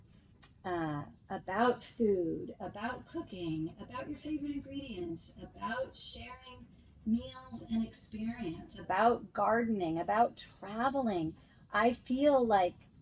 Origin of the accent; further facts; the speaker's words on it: Santa Maria, California, United States; I grew up in Santa Maria. I went to high school up there.